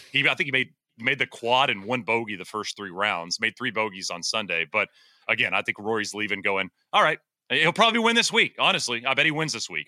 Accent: East Texas, United States; I grew up in East Texas

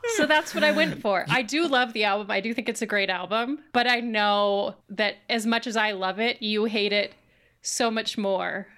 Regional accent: Boise, Idaho, United States; now in Washington, United States; as somebody who lived in Boise, I think that I am very snobby about this, 'cause I always say, "I'm from Boise,"

